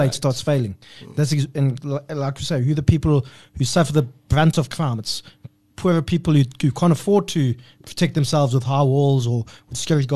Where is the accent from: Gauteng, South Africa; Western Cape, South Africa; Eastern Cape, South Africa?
Gauteng, South Africa; East Rand; accent: East Rand; my East Rand accent